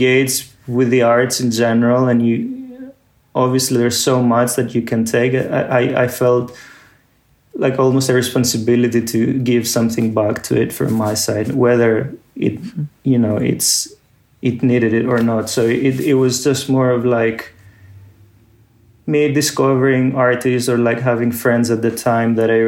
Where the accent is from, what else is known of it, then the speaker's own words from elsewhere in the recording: Athens, Attica, Greece; moved away; growing up in Athens